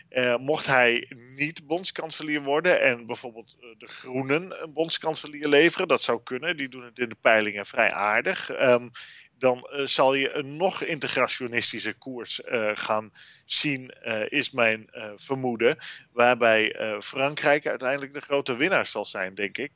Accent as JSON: {"language": "Dutch", "country": "Netherlands", "said": "ons als Nederlanders"}